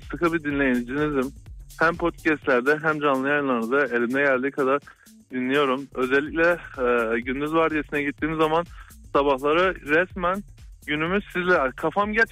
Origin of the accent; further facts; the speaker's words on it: Gaziantep, Turkey; Ben Gaziantep'liyim Ben abi.